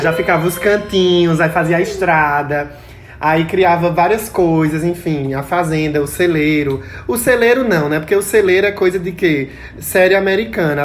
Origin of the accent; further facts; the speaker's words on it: Pão de Açúcar, Brazil; lá onde eu me criei, né? Pão de açúcar